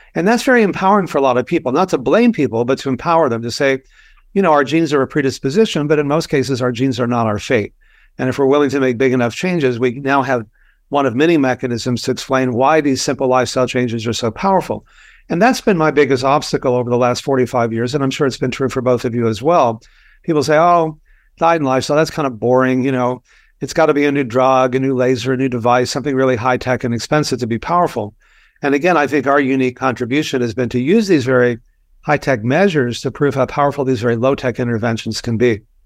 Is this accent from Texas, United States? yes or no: yes; Texas, United States; I grew up in Texas